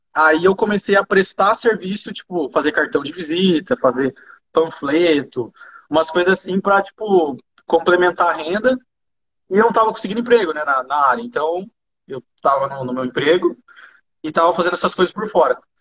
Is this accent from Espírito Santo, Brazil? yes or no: no; Jacareí, São Paulo, Brazil; accent: caipira; also born or lived in Rio de Janeiro / São José dos Campos; eu sou de Acaraí mesmo